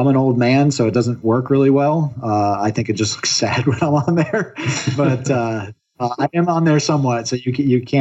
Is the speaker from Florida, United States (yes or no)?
yes; Florida, United States; now in Oregon, United States; I'm originally from Florida where it's very, very humid